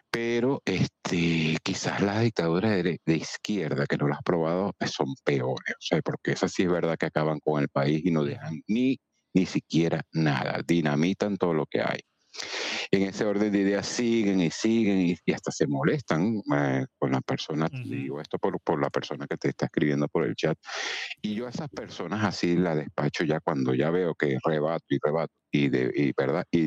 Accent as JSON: {"language": "Spanish", "country": "Venezuela", "moved": "yes", "lives_now": "Spain", "said": "me monto en un avión, como vine aquí de Venezuela para acá, y listo."}